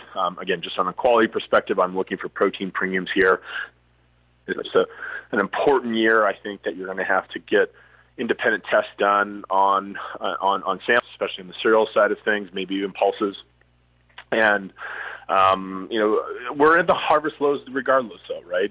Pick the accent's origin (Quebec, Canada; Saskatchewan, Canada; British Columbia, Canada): Saskatchewan, Canada; Foam Lake; my hometown being Foam Lake.